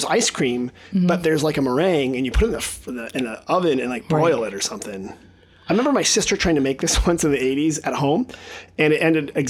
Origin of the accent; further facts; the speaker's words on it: San Jose, California, United States; moved away; also born or lived in Milwaukee / Chicago; where I grew up in San Jose.